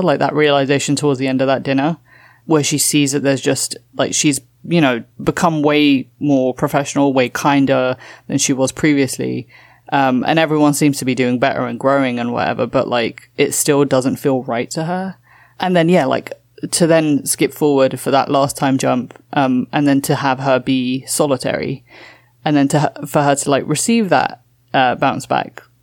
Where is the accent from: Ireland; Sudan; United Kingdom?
United Kingdom; London; moved away as an adult; also born or lived in Toronto, Canada / Walthamstow, London; now in New York, United States; I grew up in London and I'm now living in New York